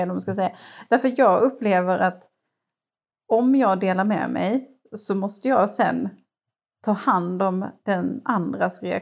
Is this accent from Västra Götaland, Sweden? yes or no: no; Ängelholm, Skåne, Sweden; Jag är från Ängelholm